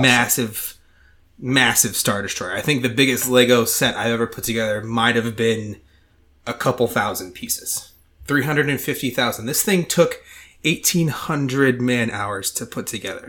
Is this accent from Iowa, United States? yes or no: no; Ohio, United States; we're from Ohio